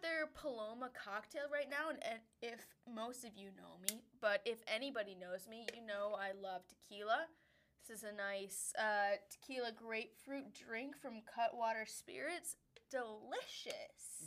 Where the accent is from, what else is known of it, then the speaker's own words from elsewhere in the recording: Wisconsin, United States; now in Denver, United States; we are from Wisconsin.